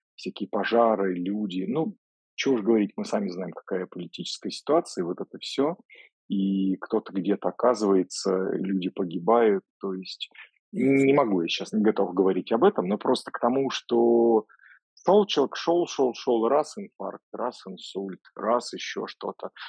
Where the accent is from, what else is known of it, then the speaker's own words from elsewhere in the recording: Voronezh, Voronezh Oblast, Russia; moved away; я из Воронежа же сам изначально